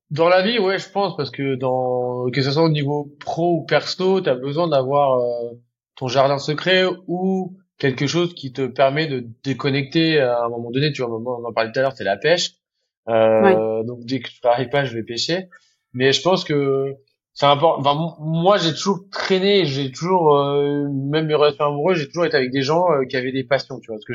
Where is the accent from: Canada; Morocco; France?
France; Normandy; now in Paris, France; Comme j'ai grandi en Normandie près de la mer